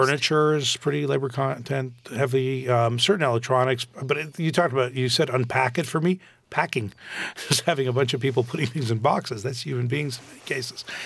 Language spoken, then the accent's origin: English; Canada; moved away as an adult; now in United States; When I grew up in Canada